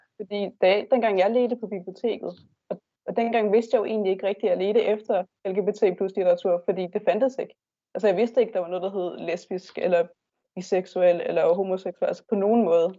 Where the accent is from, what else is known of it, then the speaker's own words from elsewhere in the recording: Bornholm, Capital Region of Denmark, Denmark; moved away as an adult; jeg er Bornholmer, men så er jeg flyttet herover for at uddanne mig